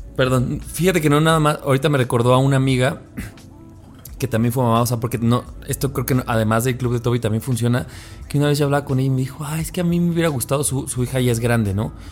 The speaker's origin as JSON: {"language": "Spanish", "town": "Cuautitlán Izcalli", "region": "State of Mexico", "country": "Mexico", "moved": "yes", "said": "soy del Estado de México, soy de Izcali"}